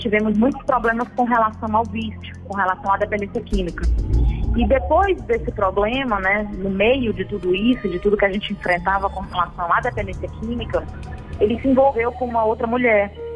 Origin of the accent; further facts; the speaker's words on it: Fortaleza, Ceará, Brazil; Eu sou da cidade de Fortaleza, Ceará